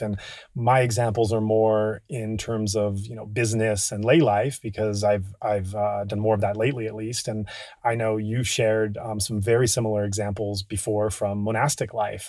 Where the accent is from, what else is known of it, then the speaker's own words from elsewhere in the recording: United States; We're both American